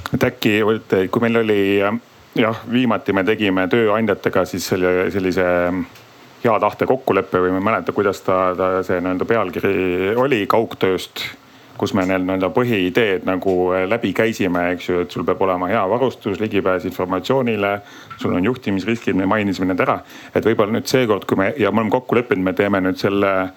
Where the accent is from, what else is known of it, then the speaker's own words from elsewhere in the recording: Tartu, Tartu County, Estonia; ma õnneks olen ise Tartust